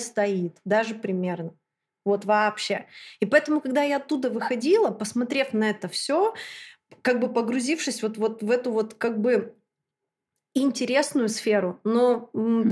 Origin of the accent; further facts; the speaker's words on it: Chelyabinsk, Chelyabinsk Oblast, Russia; also born or lived in London; Я из Челябинска приехала 10 дней назад.